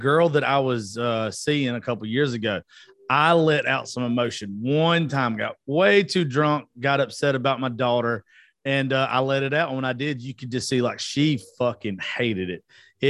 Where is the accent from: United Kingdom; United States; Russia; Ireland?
United States; the South; I'm from the South and we're taught growing up for the majority, you know, shut up